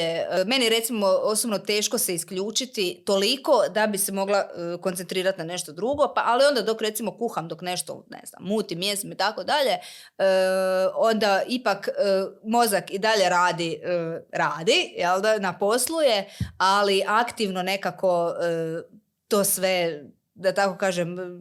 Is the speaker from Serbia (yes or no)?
no; Slavonski Brod, Brod-Posavina County, Croatia; kod nas u Brodu